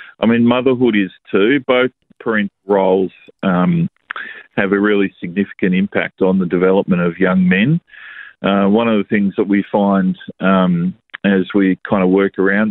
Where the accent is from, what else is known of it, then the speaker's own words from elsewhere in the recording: Australia; growing up as young men in Australia